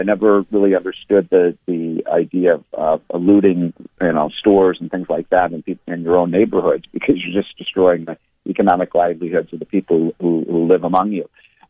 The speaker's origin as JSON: {"language": "English", "town": "Chicago", "region": "Illinois", "country": "United States", "said": "I'm from Chicago"}